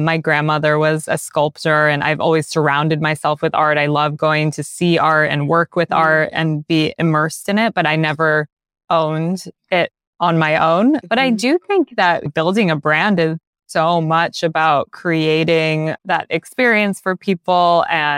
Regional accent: Los Angeles, California, United States; I grew up in LA on the West Side, and for me, LA is definitely about the ocean in a lot of ways and the beach.

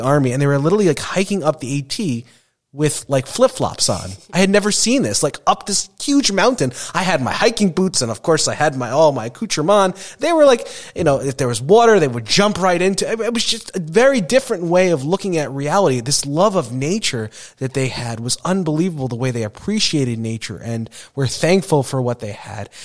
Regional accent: Long Island, New York, United States; growing up in Long Island

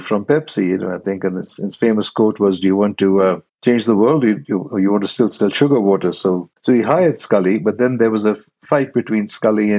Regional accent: India; moved away; originally I'm from India.

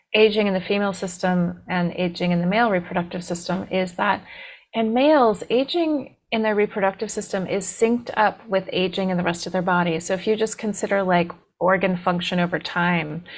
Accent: D.C., East Coast, United States; born or raised there

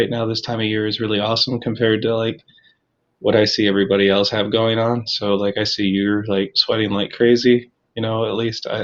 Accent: Sandusky, Ohio, United States; I'm from Sandusky, Ohio

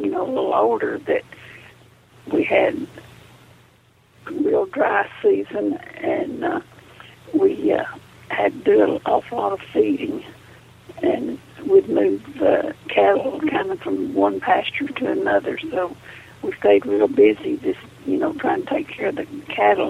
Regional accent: Andrews, Texas, United States; I was born in Andrews, Texas. I was born in the house that we lived

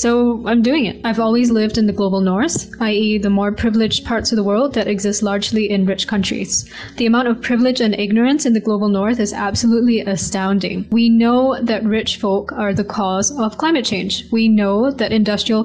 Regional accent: Singapore; also born or lived in United Kingdom / Sweden; now in Philippines; I'm originally from Singapore and have lived in the UK, Sweden, and the Philippines, which is where I am now

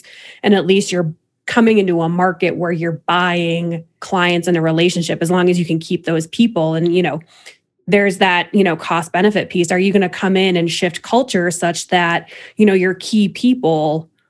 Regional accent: Illinois, United States; I grew up in Illinois

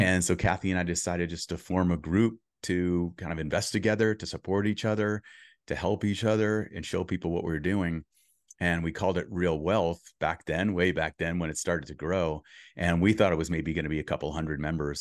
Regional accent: Boston, Massachusetts, United States; moved away as an adult; now in California, United States; I grew up in Boston until I was thirty before I moved to California

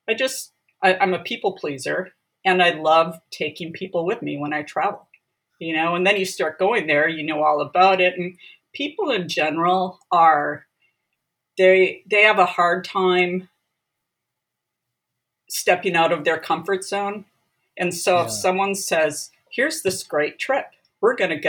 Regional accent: Wisconsin, United States; moved away as an adult; also born or lived in San Diego, California; now in California, United States; I'm actually originally from Wisconsin. Grew up in a rural

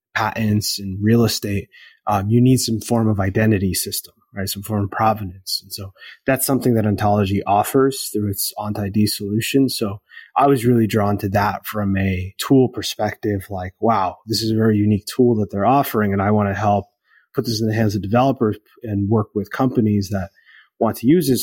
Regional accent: United States; I'm Latin American and I grew up in the US

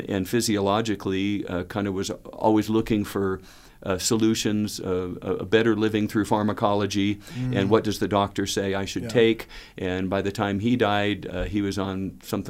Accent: Southern California, United States; growing up in Southern California

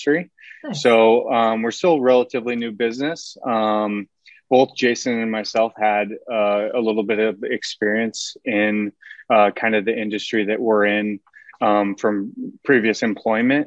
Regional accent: Seward, Nebraska, United States; I'm from originally from Seward, Nebraska

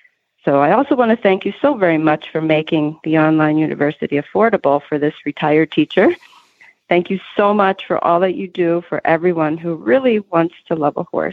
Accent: Philadelphia, Pennsylvania, United States; The only other experience I'd ever had was to ride a horse in Philly, Pennsylvania, my hometown, when I was 16, and I got bucked off.

